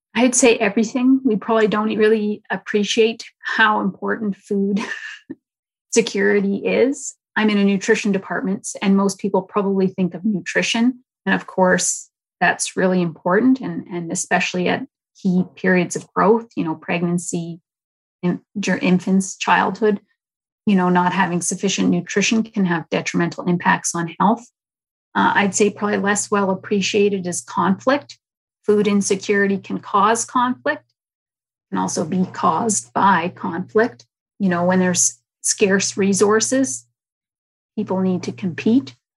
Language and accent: English; Winnipeg, Manitoba, Canada; I grew up in North Kildonan